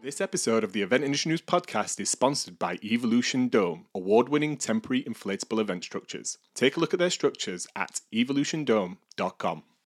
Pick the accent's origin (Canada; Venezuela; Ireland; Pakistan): Canada; Montreal, Quebec; moved away as an adult; now in London, United Kingdom; I'm originally from Montreal, Canada, and I moved to London in 2010